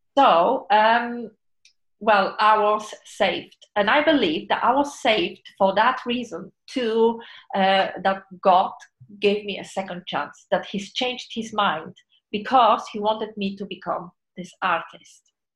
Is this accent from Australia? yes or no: no; Poland; moved away as an adult; I was born in Poland.